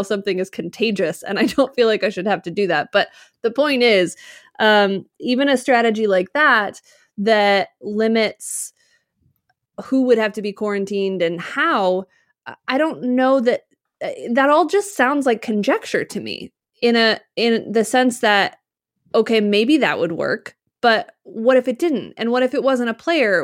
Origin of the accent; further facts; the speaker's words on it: Utah, United States; moved away; also born or lived in Midwest; When I grew up in Utah, I grew up skiing